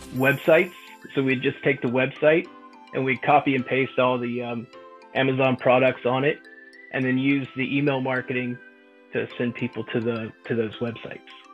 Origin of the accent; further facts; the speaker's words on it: West Virginia, United States; I grew up in a small town in the backwoods of West Virginia